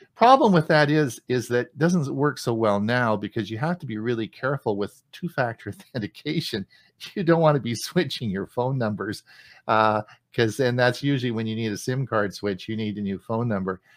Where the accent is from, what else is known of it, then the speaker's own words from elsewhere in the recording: Canada; As a Canadian